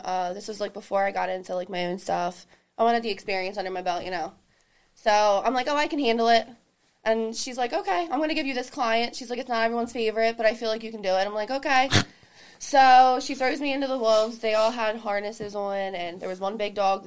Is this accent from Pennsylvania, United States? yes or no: yes; Coatesville, Pennsylvania, United States; I'm from Coatesville, Pennsylvania